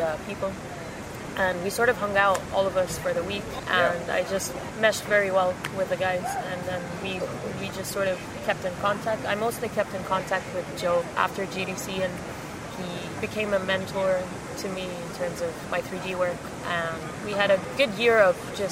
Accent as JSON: {"language": "English", "country": "Jordan", "moved": "yes", "said": "I am from Jordan."}